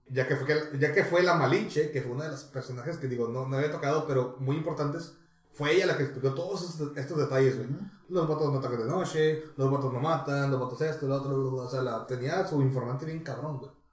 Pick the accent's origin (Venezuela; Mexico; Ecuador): Mexico; Baja California; somos de Baja California